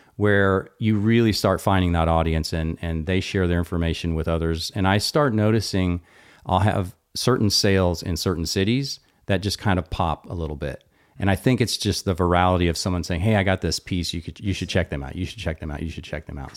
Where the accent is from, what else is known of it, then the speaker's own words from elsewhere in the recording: Austin, Texas, United States; I'm from Austin.